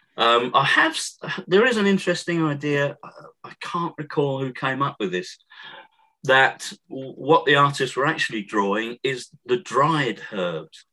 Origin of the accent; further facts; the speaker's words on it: Thundersley, East of England, United Kingdom; I grew up in Essex, uh, which is to the east of London